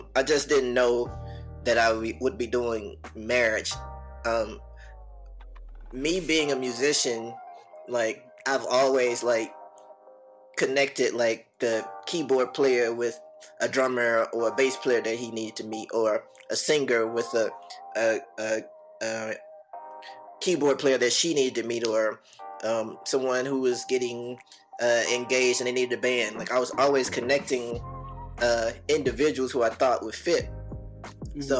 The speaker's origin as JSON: {"language": "English", "town": "Birmingham", "region": "Alabama", "country": "United States", "tie": "born or raised there", "said": "I'm from Birmingham, Alabama, born and raised"}